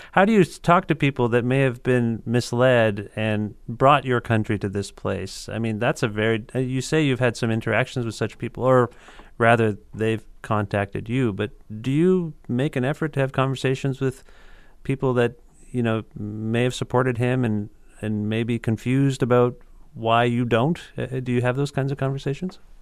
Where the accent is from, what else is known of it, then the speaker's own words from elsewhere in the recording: Canada; as a Canadian